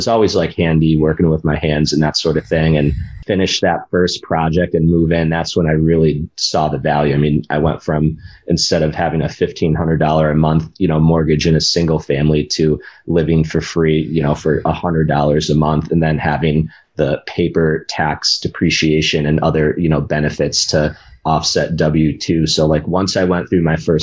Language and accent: English; Western Massachusetts, United States; I'm from Western Massachusetts, which is the part of the state no one's talking about